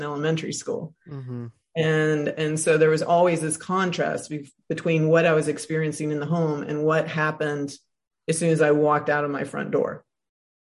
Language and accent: English; Tuscaloosa, Alabama, United States; I grew up in Alabama, so everything that I am is in reaction to the racism, misogyny, homophobia I saw in Tuscaloosa, Alabama